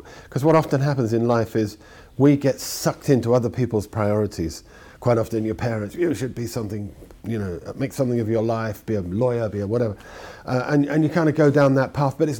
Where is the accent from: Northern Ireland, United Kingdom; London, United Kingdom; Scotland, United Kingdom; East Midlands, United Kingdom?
London, United Kingdom; I was brought up in London